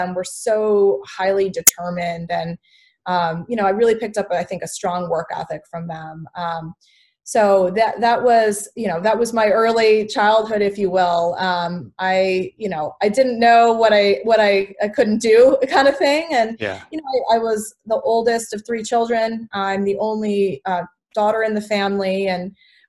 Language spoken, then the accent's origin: English; St. Charles, Illinois, United States; I grew up in the Midwest. I grew up in a small town with lots of cornfields called St. Charles, Illinois.